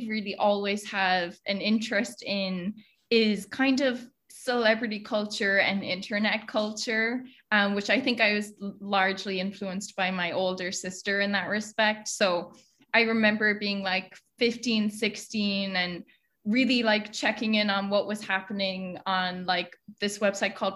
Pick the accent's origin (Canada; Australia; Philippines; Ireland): Ireland; Oranmore, Connacht; moved away as an adult; now in New York, United States; I'm from Galway back home, a town called Oranmore